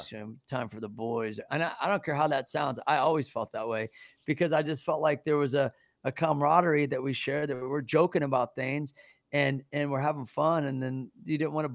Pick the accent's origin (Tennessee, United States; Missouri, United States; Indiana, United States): Missouri, United States; Kansas City; moved away; I'm from Kansas City.